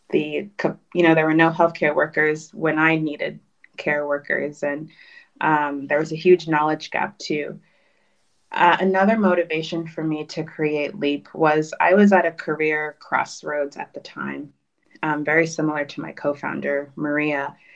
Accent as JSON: {"language": "English", "region": "Kinshasa", "country": "DR Congo", "tie": "born there", "said": "I was born in Kinshasa"}